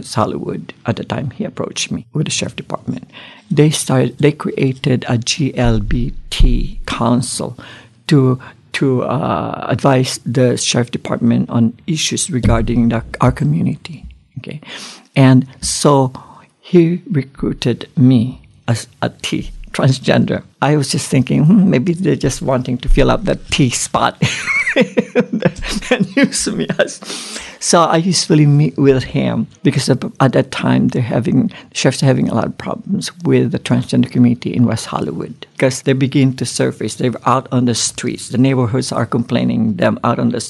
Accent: Philippines; moved away; I grew up in the Philippines, and then the whole family moved here. So I went to school in the Philippines

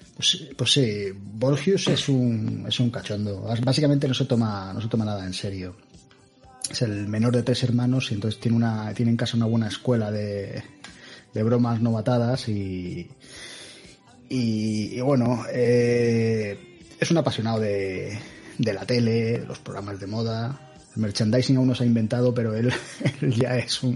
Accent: Seville, Andalusia, Spain; moved away as an adult; also born or lived in Cádiz; now in Madrid, Spain; nací en Cádiz, se os puedo decir que soy de Sevilla, aunque no, no parezca y me vine a Madrid cuando acabé la universidad

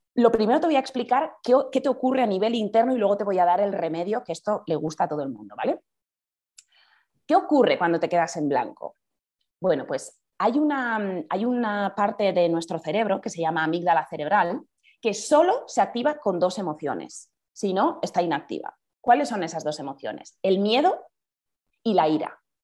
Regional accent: Bergara, Basque Country, Spain; now in Madrid, Spain; soy de, de Vergara, soy del País Vasco

